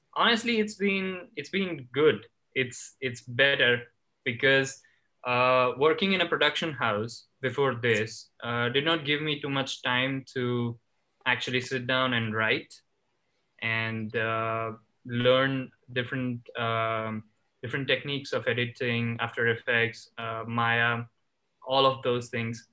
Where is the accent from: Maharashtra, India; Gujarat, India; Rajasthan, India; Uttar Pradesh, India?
Gujarat, India; Ahmedabad; moved away as an adult; also born or lived in Los Angeles; I was born and raised in India, in a state called Gujarat